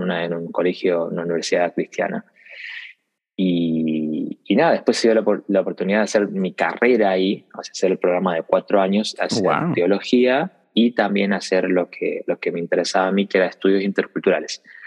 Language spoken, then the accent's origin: Spanish; northern Argentina, Argentina; nací en Argentina. nací en una familia misionera.